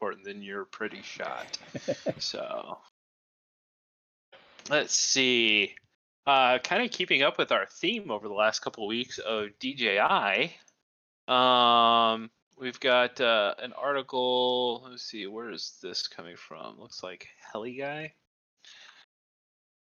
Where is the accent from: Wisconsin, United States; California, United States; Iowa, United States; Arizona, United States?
Arizona, United States